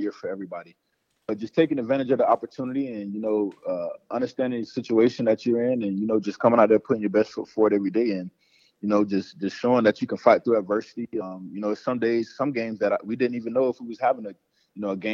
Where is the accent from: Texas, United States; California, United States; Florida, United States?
Florida, United States; Panama City; growing up in Panama City, Florida, where, you know, it's close to Tallahassee, Doak Campbell Stadium